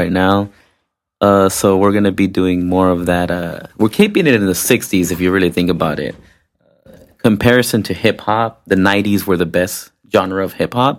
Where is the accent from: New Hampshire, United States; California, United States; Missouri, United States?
California, United States; Compton; now in Long Beach, United States; I'm originally from Compton